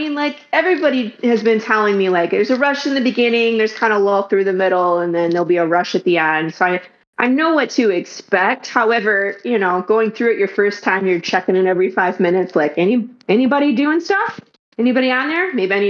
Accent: Detroit, Michigan, United States; also born or lived in California; now in Dallas, United States; So I am originally from Detroit, Michigan. Moved around a couple times, lived in California, went back to Michigan, and now we're in Dallas, Texas area.

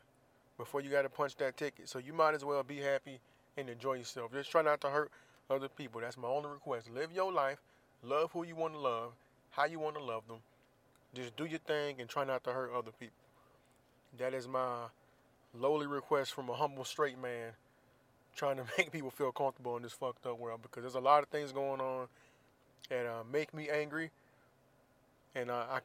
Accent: Florida, United States; moved away; in my home state of Florida

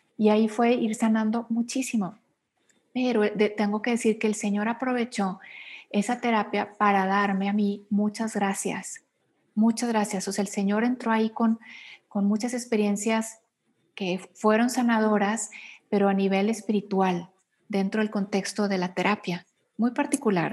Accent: Monterrey, Nuevo León, Mexico; moved away as an adult; now in Mexico City, Mexico; Yo soy mexicana, actualmente vivo en la Ciudad de México, soy originaria de Monterrey, Nuevo León, del norte del país.

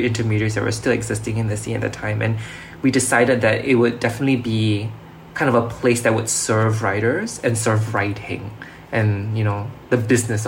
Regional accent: Singapore; being a Singaporean

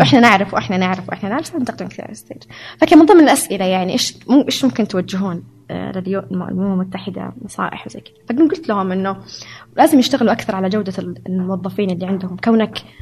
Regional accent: Saudi Arabia; moved away as an adult; also born or lived in Hungary; أنا سعودية

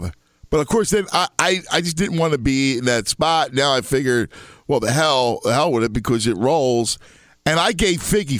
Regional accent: Philadelphia, Pennsylvania, United States; Growing up in Philadelphia, it's funny.

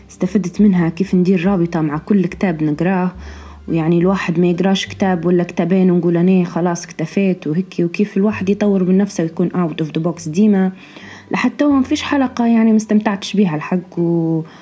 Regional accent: Tunisia; بالرغم اللي أنا مش ليبية أنا تونسية

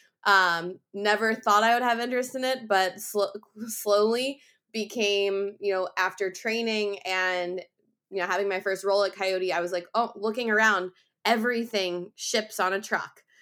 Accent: outside of Philadelphia, Pennsylvania, United States; moved away as an adult; also born or lived in Iowa; I grew up outside of Philadelphia and Pennsylvania

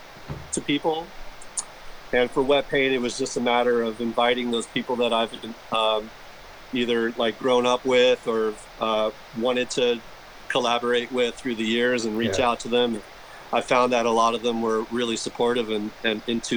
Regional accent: San Diego, California, United States; moved away as an adult; also born or lived in New York; I was born and raised in San Diego. I live here now again

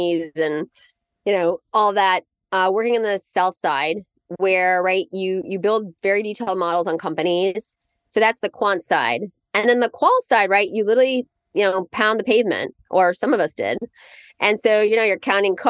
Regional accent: Indiana, United States; now in New York, United States; I grew up in Indiana.

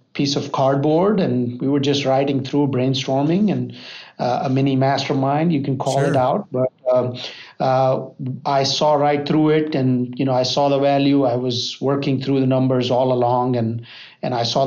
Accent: Charlotte, North Carolina, United States; I'm from Charlotte, North Carolina

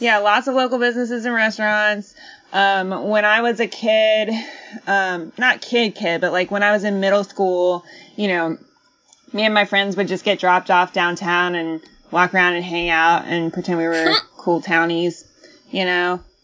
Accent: Athens, Georgia, United States; moved away; also born or lived in Hammond, Louisiana; i moved to athens when i was seven and that's where i grew up

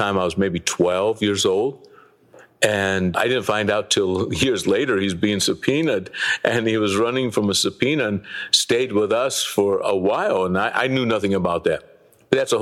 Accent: Detroit, Michigan, United States; I was a boy growing up in Detroit

